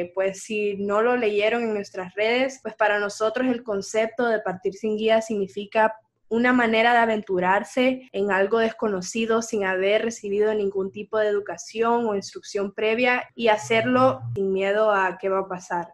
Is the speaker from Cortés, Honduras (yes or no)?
yes; San Pedro Sula, Cortés, Honduras; moved away as an adult; now in Boston, United States; yo nací aquí en Honduras, en San Pedro Sula